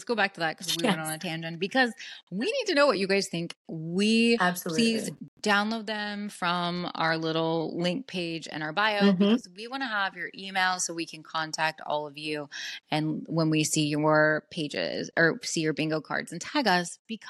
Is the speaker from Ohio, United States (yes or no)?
no; West Virginia, United States; I'm from West Virginia. You guys might not know what that means, but like, it means everyone's a Trump fan in my family.